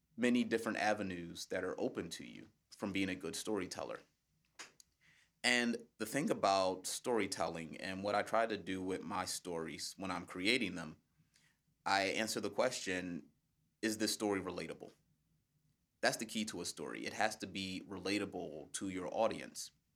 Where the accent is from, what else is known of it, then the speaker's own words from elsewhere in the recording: United States; As an American speaker